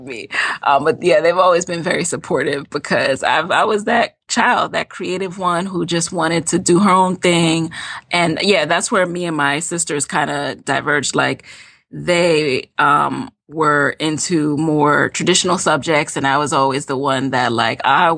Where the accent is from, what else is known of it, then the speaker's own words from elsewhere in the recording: New York City, New York, United States; also born or lived in Jamaica; I'm originally from Jamaica, the island. I was born there. I came to the U.S. when I was 6, and I grew up in the Bronx, New York